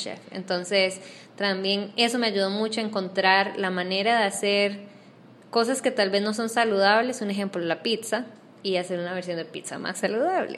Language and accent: Spanish; Costa Rica; moved away as an adult; now in Panama; yo soy costarricense, eh, me mudé a Panamá hace no menos de seis meses, siete meses